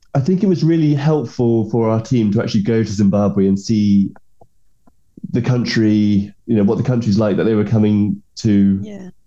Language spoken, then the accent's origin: English; England, United Kingdom